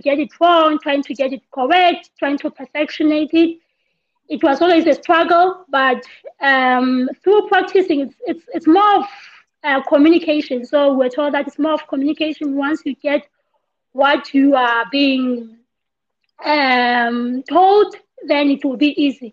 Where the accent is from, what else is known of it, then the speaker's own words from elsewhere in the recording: Lesotho; also born or lived in Cuba / Ireland; I'm from Lesotho